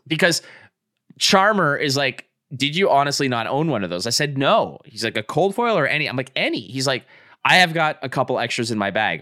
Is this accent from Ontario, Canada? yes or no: no; Montreal, Quebec, Canada; I grew up in Montreal